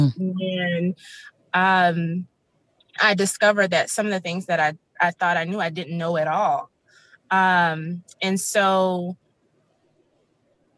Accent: the South, United States; I was raised in the South, as I stated before, in a very religious household

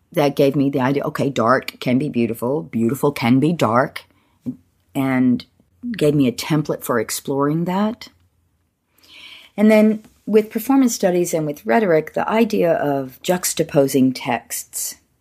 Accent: Alabama, United States; moved away as an adult; also born or lived in Boston; I grew up in Alabama

